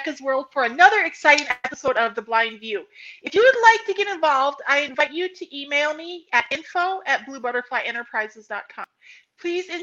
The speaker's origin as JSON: {"language": "English", "country": "United States", "tie": "born or raised there", "said": "I grew up near the Canadian border. It's really cold up there"}